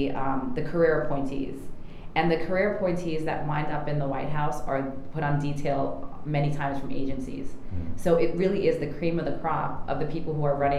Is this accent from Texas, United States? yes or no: no; New York, United States; especially growing up in New York. We have our own ecosystem bubble here